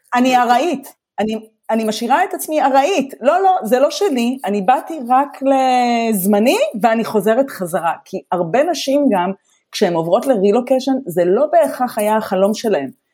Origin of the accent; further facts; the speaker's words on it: Israel; moved away as an adult; now in Germany; אנחנו באים גם ממדינה שבתרבות שלה אנחנו חיים בשבטיות. יש משפחתיות, יש ארוחות שישי